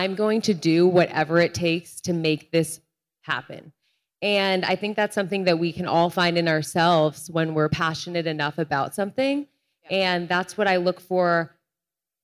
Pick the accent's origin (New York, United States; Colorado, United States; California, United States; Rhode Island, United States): Rhode Island, United States; I'm from Rhode Island. The street my parents live on is literally called Olivia Culpo Way